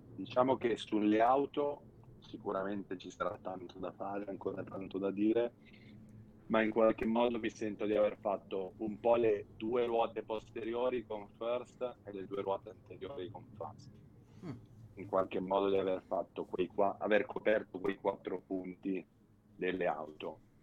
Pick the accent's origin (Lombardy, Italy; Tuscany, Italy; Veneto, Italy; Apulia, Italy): Lombardy, Italy; Milan; fin da bambino, sono di Milano, eh, ho Monza qua vicino